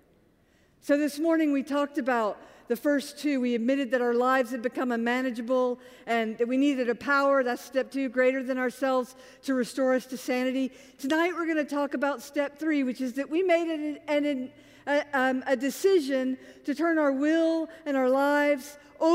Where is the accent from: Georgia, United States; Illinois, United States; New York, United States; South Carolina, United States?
Georgia, United States; Augusta; I'm from Augusta, Georgia